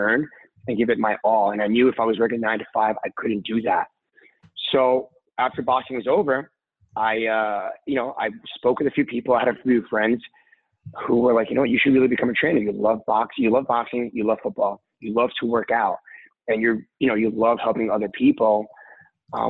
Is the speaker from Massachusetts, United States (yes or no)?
no; New York City, New York, United States; I am from Brooklyn, New York